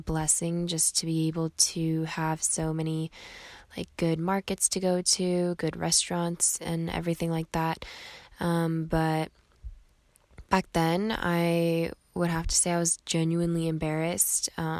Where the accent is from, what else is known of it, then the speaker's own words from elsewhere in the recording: Irvine, California, United States; I grew up in Orange County, California, specifically in a city called Irvine. So Irvine is a predominantly Asian city, I feel like.